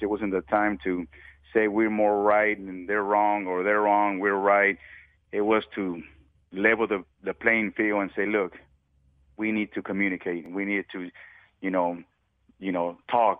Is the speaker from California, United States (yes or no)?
no; Dallas, Texas, United States; I grew up in Southeast Dallas. I grew up in Pleasant Grove.